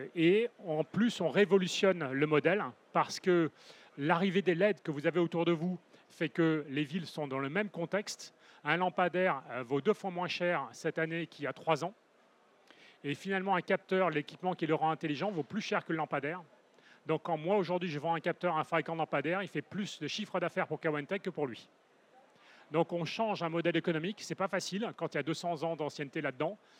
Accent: Paris, Île-de-France, France; moved away as an adult; now in Toulouse, France; j'étais parisien, j'ai quitté Paris à l'arrivée du troisième parce que je saturais dans le contexte urbain ultra dense hein, pour rejoindre Toulouse.

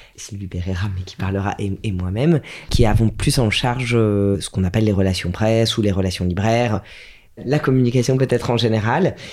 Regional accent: Strasbourg, Grand Est, France; j'ai grandi à Strasbourg

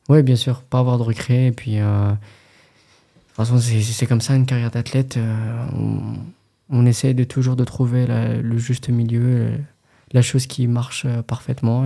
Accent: France; en tant que Français

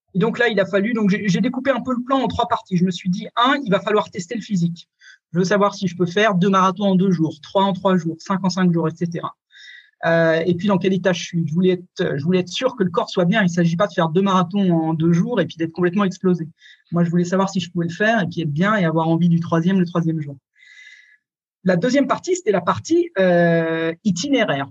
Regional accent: France; moved away as an adult; also born or lived in Scotland / England / Germany / Switzerland; je suis parti de France quand j'avais 20 ans

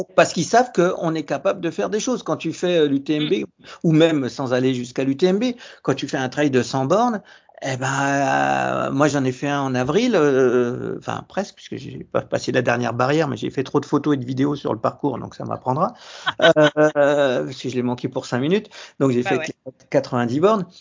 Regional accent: Saint-Germain-en-Laye, Île-de-France, France; je suis de Saint-Germain-en-Laye

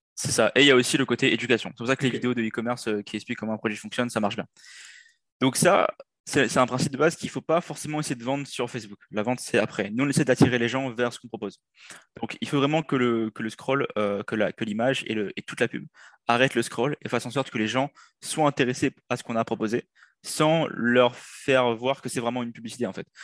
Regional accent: Réunion; moved away as an adult; now in Quebec, Canada; je viens de l'île de la Réunion

